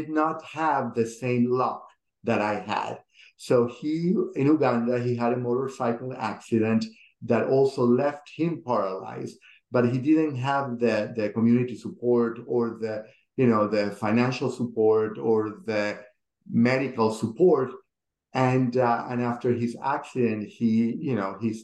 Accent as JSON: {"language": "English", "country": "Venezuela", "moved": "as an adult", "lives_now": "Atlanta, United States", "said": "I immigrated from Venezuela to here."}